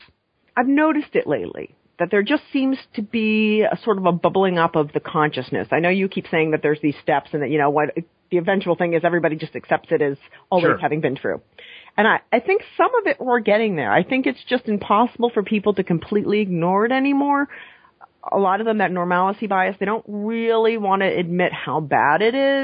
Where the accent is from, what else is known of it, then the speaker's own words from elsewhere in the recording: New England, United States; I grew up in New England, and New York is not technically part of New England